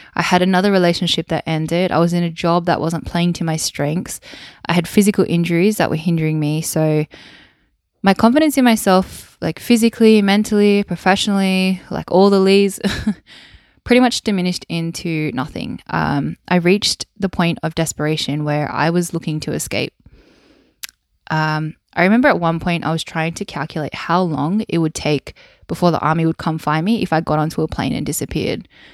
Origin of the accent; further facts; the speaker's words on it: Wollongong, New South Wales, Australia; accent: Australian; I was born and bred in Wollongong on the south coast of New South Wales in Australia